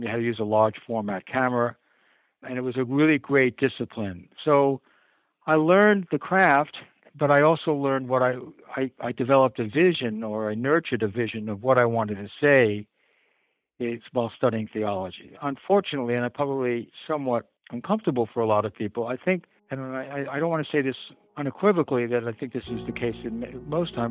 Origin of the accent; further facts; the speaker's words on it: New York City, New York, United States; I'm a New Yorker, and so I was home in Manhattan